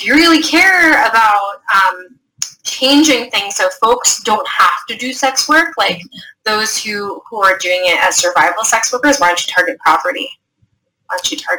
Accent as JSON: {"language": "English", "country": "United States", "tie": "born or raised there", "said": "I was born in the States"}